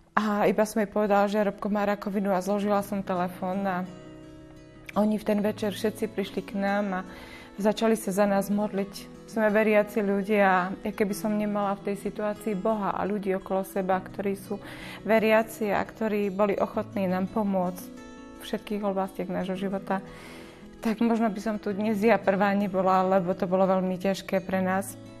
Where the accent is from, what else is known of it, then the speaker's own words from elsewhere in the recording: Dolný Kubín, Žilina Region, Slovakia; my sme z Dolného Kubína